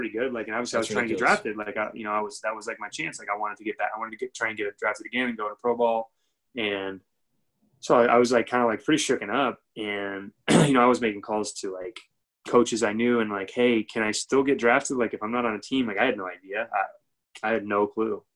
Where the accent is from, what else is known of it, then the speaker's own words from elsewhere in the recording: Michigan, United States; moved away as an adult; now in Florida, United States; the school in my hometown, Division I school, Central Michigan University